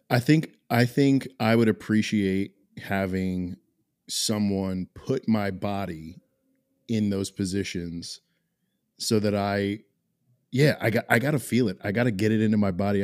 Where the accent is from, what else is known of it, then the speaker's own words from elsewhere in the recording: New Jersey, United States; now in Los Angeles, United States; back at home, my folks are in New Jersey.